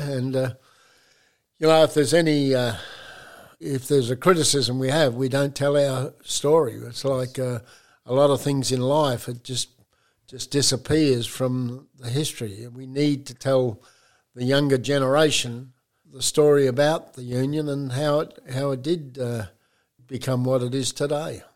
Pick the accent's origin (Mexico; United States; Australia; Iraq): Australia; Geraldton, Western Australia; I was born in Geraldton, which is about 300 miles up from uh, Perth